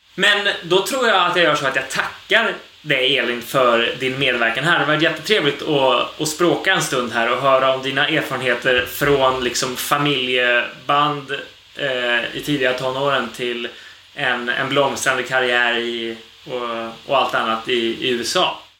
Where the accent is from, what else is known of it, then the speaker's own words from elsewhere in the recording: Sweden; som svensk